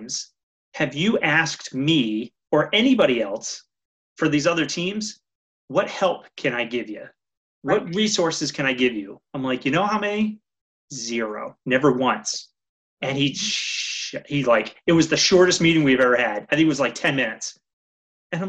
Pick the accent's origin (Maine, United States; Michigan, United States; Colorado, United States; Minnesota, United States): Maine, United States; coastal; I grew up in Maine, in coastal Maine